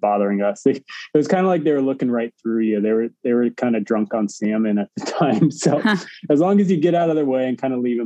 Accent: outside of Phoenix, Arizona, United States; I grew up in Arizona outside of Phoenix

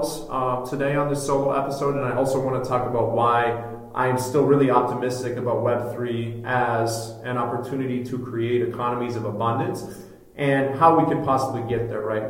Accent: Minneapolis, Minnesota, United States; my community, my hometown of Minneapolis

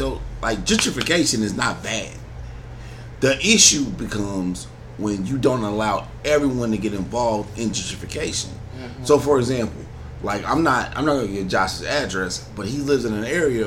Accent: United States; I'm an American citizen at the end of the day. I'm an American

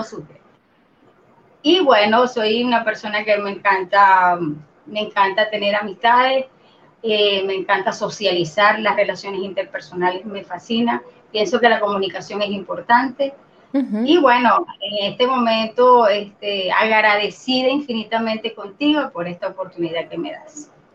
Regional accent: Venezuela; soy venezolana, eh, soy ingeniero de sistema, por supuesto, tengo 48 años de edad, mm, no soy de las que se estresan cuando dicen la edad, orgullosamente de 48 años, eh, toda mi vida acá en Venezuela

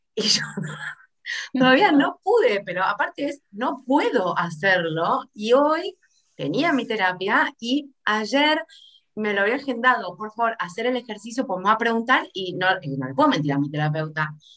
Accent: Argentina; argentinísima soy

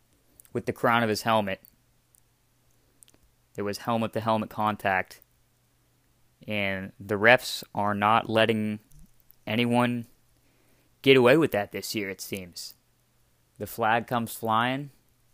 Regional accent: Ohio, United States; I grew up in Ohio.

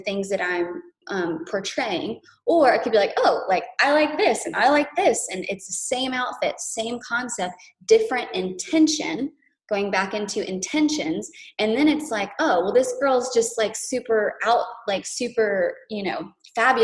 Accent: Boone, North Carolina, United States; I was raised in Boone, North Carolina

